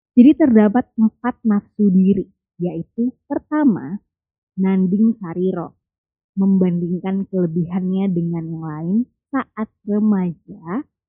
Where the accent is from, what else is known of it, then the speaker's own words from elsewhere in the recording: Java, Indonesia; aku orang Jawa